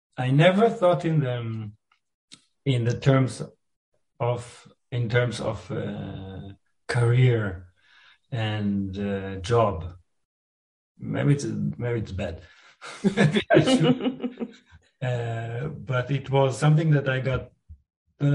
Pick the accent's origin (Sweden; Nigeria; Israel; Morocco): Israel; Rehovot, Central District; a conservatory in Rehovot, where I was born in Israel.